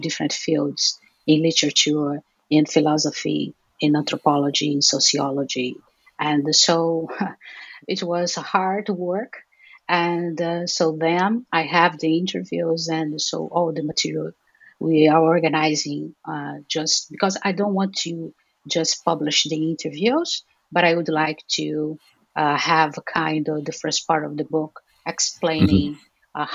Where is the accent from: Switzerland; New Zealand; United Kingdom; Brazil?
Brazil; Rio de Janeiro; now in Aracaju, Brazil; I'm from Rio de Janeiro, but I live in Sergipe, the northeast of Brazil.